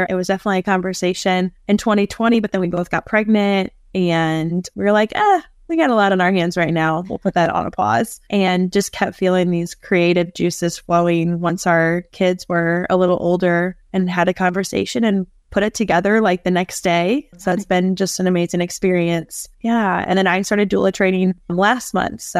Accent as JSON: {"language": "English", "town": "St. Louis", "region": "Missouri", "country": "United States", "tie": "born or raised there", "said": "I'm born and raised in St. Louis."}